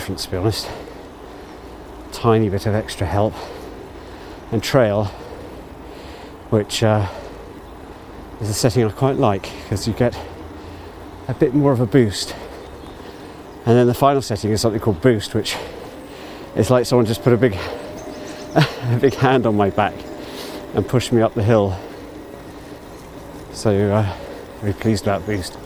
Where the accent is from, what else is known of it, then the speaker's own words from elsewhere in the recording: Abergavenny, Wales, United Kingdom; Abergavenny, my hometown